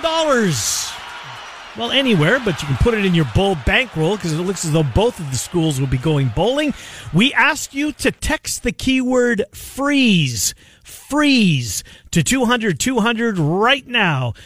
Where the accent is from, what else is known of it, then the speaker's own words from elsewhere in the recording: Winnipeg, Manitoba, Canada; moved away; growing up in Winnipeg